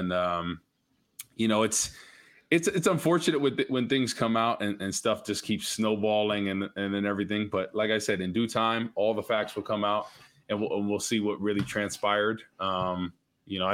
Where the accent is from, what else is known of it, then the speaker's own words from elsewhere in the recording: New Jersey, United States; moved away; I grew up in Jersey, North Jersey